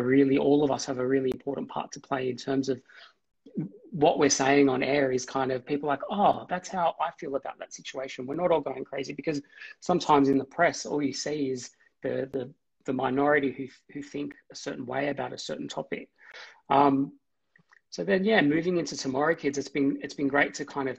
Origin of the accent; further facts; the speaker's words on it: Australia; we're an Australian Lebanese family